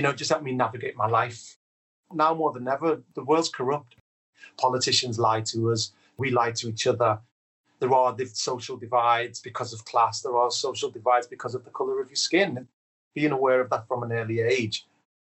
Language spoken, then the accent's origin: English; Liverpool, North West England, United Kingdom; moved away; I was quite lucky where I grew up in Liverpool 8 in Toxteth